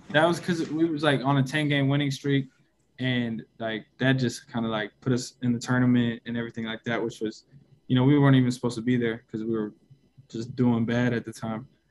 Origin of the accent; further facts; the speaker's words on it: Seattle, Washington, United States; I grew up playing in Seattle